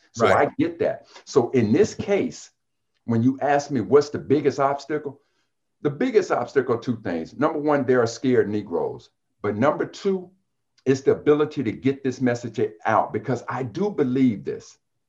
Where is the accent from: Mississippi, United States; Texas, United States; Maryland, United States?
Mississippi, United States; Jackson; When I came from Jackson, Mississippi, and I got my degree in engineering, I was an educated fool.